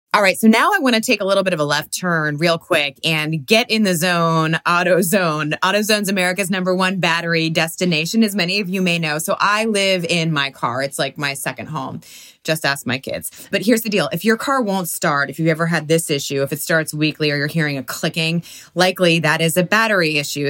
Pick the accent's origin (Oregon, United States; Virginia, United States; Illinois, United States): Virginia, United States; D.C.; I'm from Washington, D C, the Virginia area right outside.